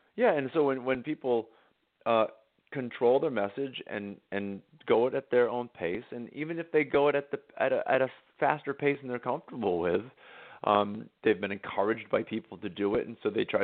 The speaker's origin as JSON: {"language": "English", "town": "Harwich", "region": "Massachusetts", "country": "United States", "tie": "born or raised there", "moved": "yes", "said": "I get to go back to my hometown of Harwich, Massachusetts"}